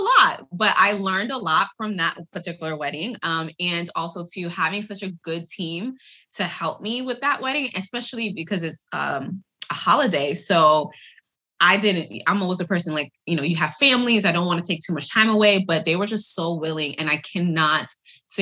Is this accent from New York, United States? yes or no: yes; New York, United States; moved away; my hometown, because that's where I was born and raised